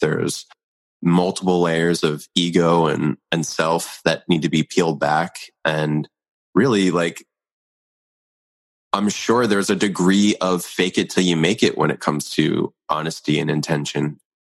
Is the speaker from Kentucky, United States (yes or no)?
no; Philadelphia, Pennsylvania, United States; born there; where I was born in Philadelphia.